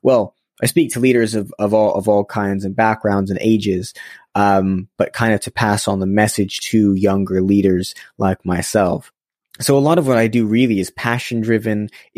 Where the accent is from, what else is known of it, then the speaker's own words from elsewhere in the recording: Los Angeles, California, United States; now in London, United Kingdom; I was born in Los Angeles, so I've been here in London for about a decade, but was born in Los Angeles and grew up there for a few years.